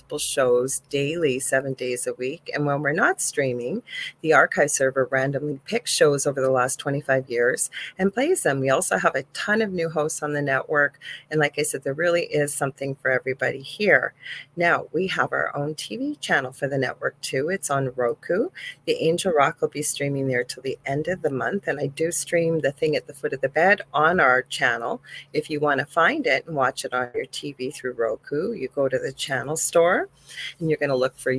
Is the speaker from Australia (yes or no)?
no; Canada; I am a Canadian spiritual medium